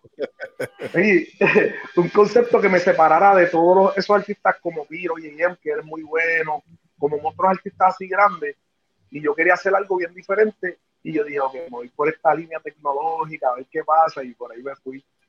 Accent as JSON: {"language": "Spanish", "town": "Trujillo Alto", "country": "Puerto Rico", "said": "en Trujillo Alto, en mi pueblo"}